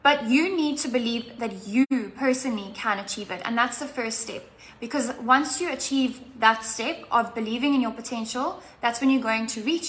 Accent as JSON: {"language": "English", "town": "Cape Town", "region": "Western Cape", "country": "South Africa", "said": "I'm from Cape Town in South Africa"}